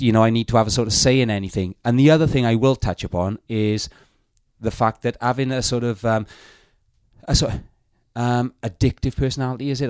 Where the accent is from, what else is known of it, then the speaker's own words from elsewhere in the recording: South Wales Valleys, United Kingdom; I come from the South Wales Valleys